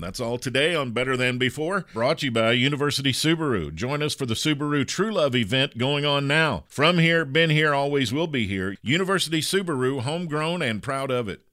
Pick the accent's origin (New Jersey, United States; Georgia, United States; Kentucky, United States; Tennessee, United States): Kentucky, United States; I grew up with horses in Kentucky, in the United States